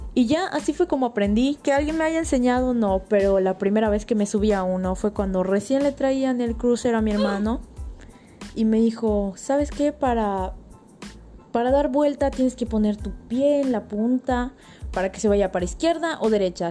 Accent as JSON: {"language": "Spanish", "town": "Tunkás", "region": "Yucatán", "country": "Mexico", "said": "en mi pueblo ahí en Tuncas"}